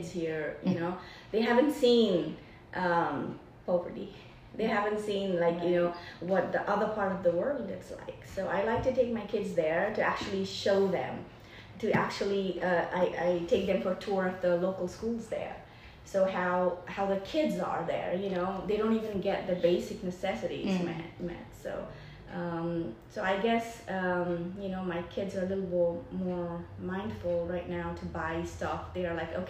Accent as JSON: {"language": "English", "country": "Nepal", "tie": "born or raised there", "moved": "yes", "lives_now": "Travelers Rest, United States", "said": "I'm from Nepal, born and raised in Nepal, where the Mount Everest is"}